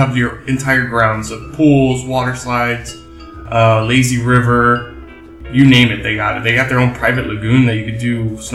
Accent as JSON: {"language": "English", "town": "Miami", "region": "Florida", "country": "United States", "said": "I'm from Miami, English and Spanish."}